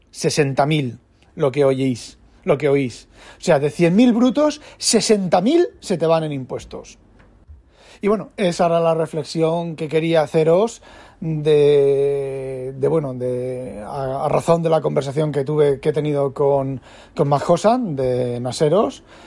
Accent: Spain; now in Netherlands; yo soy español

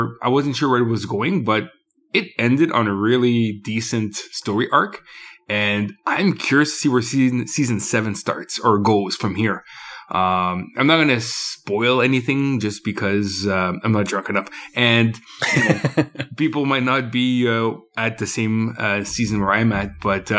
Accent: Canada; Or I don't know. I'm Canadian.

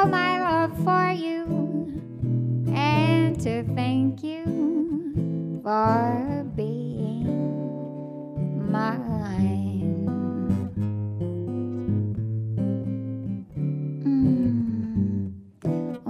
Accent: Houston, Texas, United States; moved away as an adult; also born or lived in Austin, Texas; now in Brooklyn, United States; I was born and raised in Houston and moved to Austin, Texas, eventually, where I spent 10 years

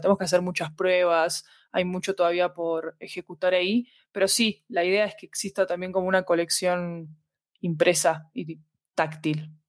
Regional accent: Argentina; moved away as an adult; now in Colombia; soy argentina, vivo en Colombia desde hace 10 años

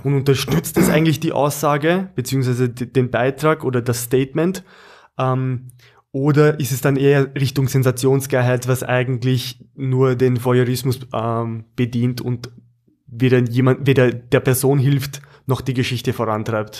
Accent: Austria; beziehungsweise Oberösterreich bei uns in Österreich

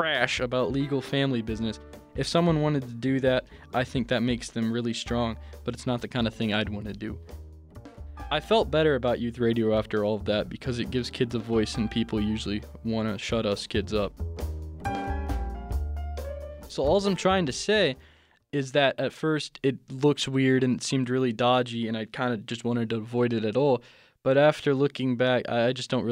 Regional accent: Ohio, United States; I was born in Ohio

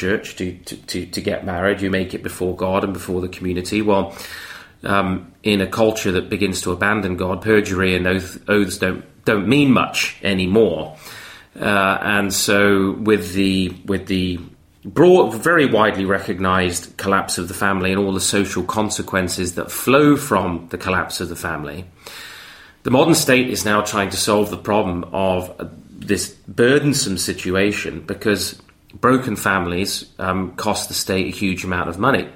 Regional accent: Canada; moved away; I'm from Canada

